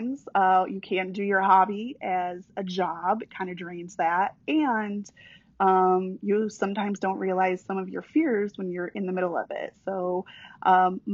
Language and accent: English; New York, United States; moved away as an adult; also born or lived in Illinois; now in Florida, United States; I'm from New York originally. I moved here about 10 years ago.